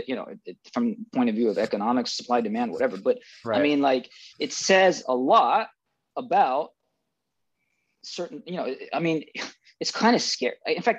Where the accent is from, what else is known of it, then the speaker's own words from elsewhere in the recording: United Kingdom; I am Brit-ish, right? I was born and schooled in Britain.